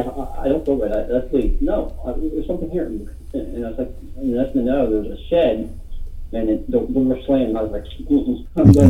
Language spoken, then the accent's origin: English; Altoona, Pennsylvania, United States; Tats has been in my hometown, where I'm living now.